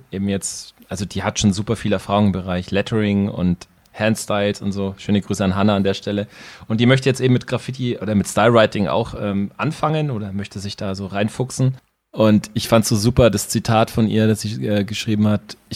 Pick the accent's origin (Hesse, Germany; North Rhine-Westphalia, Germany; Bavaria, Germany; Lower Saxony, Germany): Bavaria, Germany; Ansbach; Ich bin in Ansbach aufgewachsen. Und obwohl Nürnberg als Stadt relativ nah war, gab es da gar keinen Austausch in den ersten Jahren.